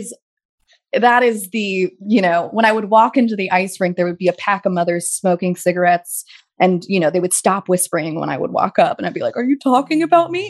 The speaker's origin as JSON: {"language": "English", "town": "Pasadena", "region": "California", "country": "United States", "tie": "born or raised there", "also_born_or_lived": "New York", "moved": "as an adult", "said": "being in Pasadena"}